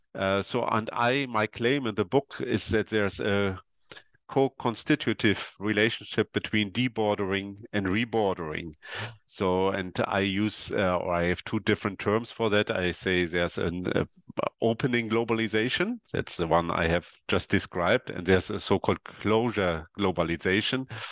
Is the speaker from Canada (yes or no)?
no; East Germany, Germany; I come from East Germany